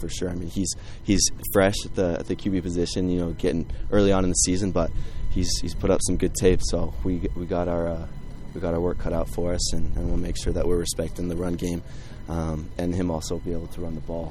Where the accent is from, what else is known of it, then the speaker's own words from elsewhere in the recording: Idaho Falls, Idaho, United States; moved away; I'm from Idaho Falls, so I'm actually from the opposite side of Idaho